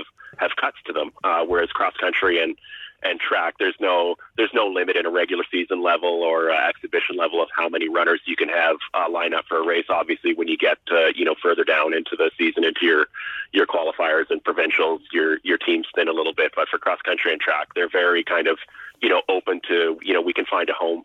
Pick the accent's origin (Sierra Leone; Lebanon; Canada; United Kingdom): Canada; Waterloo, Ontario; moved away as an adult; now in North Vancouver, Canada; I grew up in Ontario and went to Bluevale and Waterloo